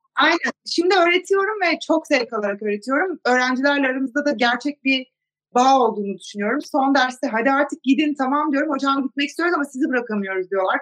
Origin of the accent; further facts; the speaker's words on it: Zonguldak, Turkey; moved away as an adult; also born or lived in United States; Zonguldaklıyım ben.